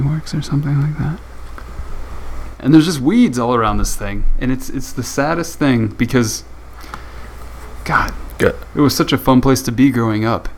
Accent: United States; being the American that I am

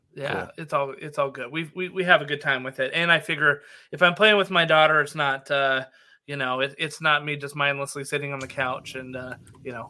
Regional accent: Nevada, United States; I grew up in Nevada that's where uh, my stomping grounds were

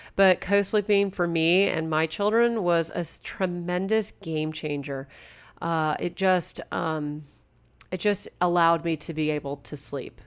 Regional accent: Southern California, United States; also born or lived in Toronto area, Canada; now in Toronto, Canada; I'm a born and raised from California. And so growing up in Southern California, we didn't have cottages

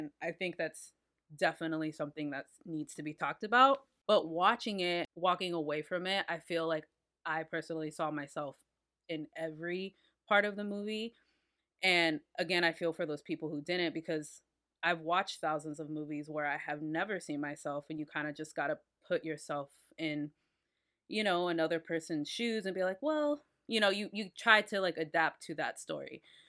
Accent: Washington Heights, New York, United States; I am from Washington Heights.

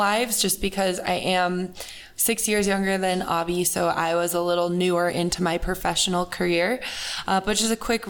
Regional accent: Colorado, United States; moved away as an adult; also born or lived in California; I grew up in Colorado, but went to school in California and have been living there for the past 6 years now.

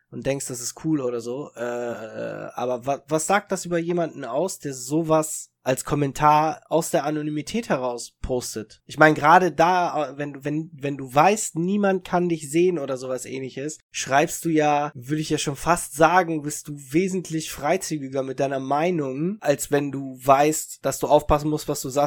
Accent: Italy; und lustigerweise, wenn ich dann immer gesagt habe, ich bin Italiener, war das dann für die Leute, als wenn du gesagt hast, ich bin ein Einhorn.

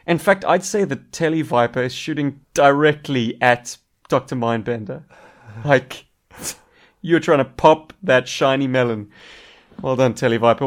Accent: South Africa

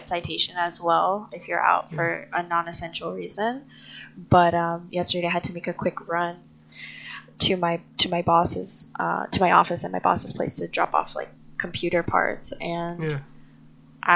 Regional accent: New York, United States; now in California, United States; I'm originally from New York

